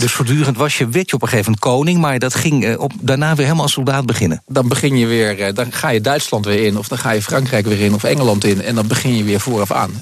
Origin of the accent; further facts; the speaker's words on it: Netherlands; wij als Nederlander